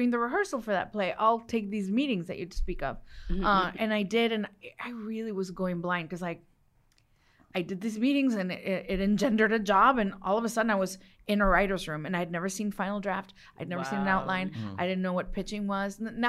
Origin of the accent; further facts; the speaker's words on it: Los Mochis, Sinaloa, Mexico; born there; I was born in Los Mochis, Sinaloa, land of the sea turtles.